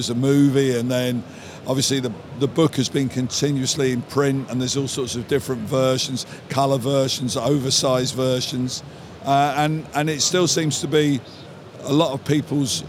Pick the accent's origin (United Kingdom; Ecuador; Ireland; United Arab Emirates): United Kingdom; I'm British, my life has been spent in the American comic book industry